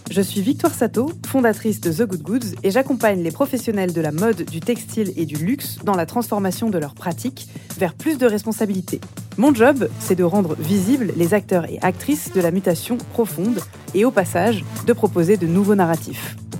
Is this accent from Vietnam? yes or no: no; Nice, Provence-Alpes-Côte d'Azur, France; moved away; also born or lived in Paris; on est toutes les deux niçoises